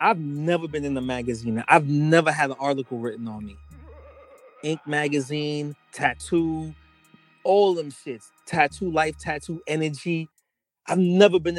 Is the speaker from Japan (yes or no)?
no; Jamaica; now in New York, United States; I'm fucking Jamaican